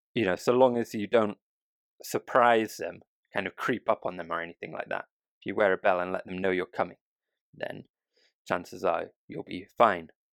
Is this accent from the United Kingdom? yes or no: yes; United Kingdom; now in Japan; a Brit